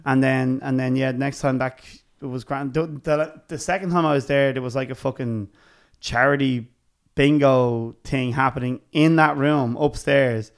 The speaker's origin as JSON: {"language": "English", "town": "Dublin", "region": "Leinster", "country": "Ireland", "said": "we're from Dublin"}